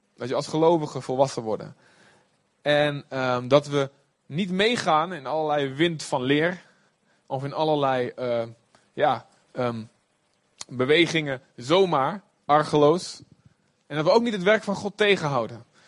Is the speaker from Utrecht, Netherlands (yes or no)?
no; Olst, Overijssel, Netherlands; Ik kom ook uit Olst, de boskamp